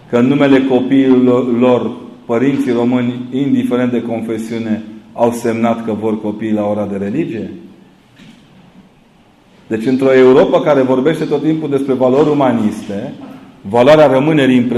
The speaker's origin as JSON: {"language": "Romanian", "region": "Transylvania", "country": "Romania", "said": "Eu vă întreb acum ca un ardelean, tâmpit, că eu nu trăiesc la graniță cu alte imperii decât cu cel în care am fost crescut."}